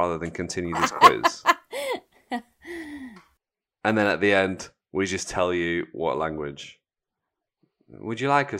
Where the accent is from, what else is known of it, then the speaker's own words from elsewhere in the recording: Seville, Andalusia, Spain; moved away; Well, I was born in Sevilla